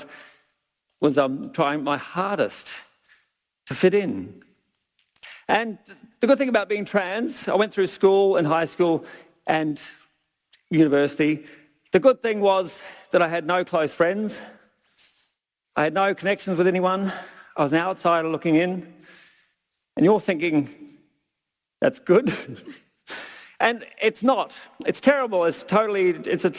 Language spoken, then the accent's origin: English; Brisbane, Queensland, Australia; now in Millers Flat, New Zealand; the six-year-old boy growing up in Brisbane